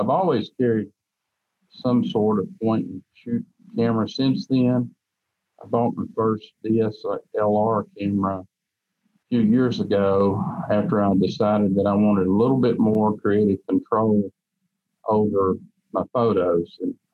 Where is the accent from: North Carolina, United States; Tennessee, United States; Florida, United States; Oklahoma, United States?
Tennessee, United States; Ramer; I grew up in Raymer, Tennessee, which is in McNairy County